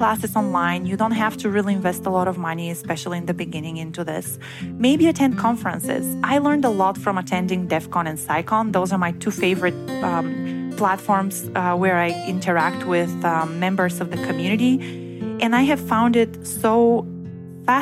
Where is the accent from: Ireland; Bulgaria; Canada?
Bulgaria; moved away as an adult; also born or lived in Bremen, Germany; I was born in raised in Bulgaria, which is in Eastern Europe